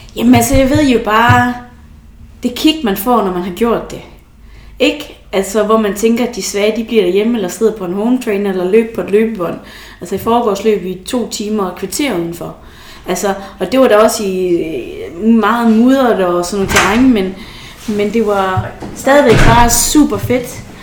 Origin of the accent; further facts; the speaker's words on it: Esbjerg, Southern Denmark, Denmark; now in Aalborg, Denmark; det er jo det, jeg kalder hjem. Det er jo Esbjerg, men selvom jeg bor i Aalborg, så er det jo også et hjem